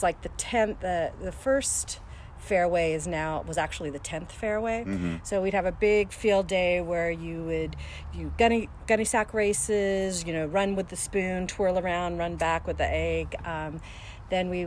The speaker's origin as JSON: {"language": "English", "town": "Tacoma", "region": "Washington", "country": "United States", "tie": "born or raised there", "also_born_or_lived": "Seattle", "said": "I grew up in the house that I live on Forest Glen Lane. I moved here when I was about 7 years old, and we moved down from Seattle"}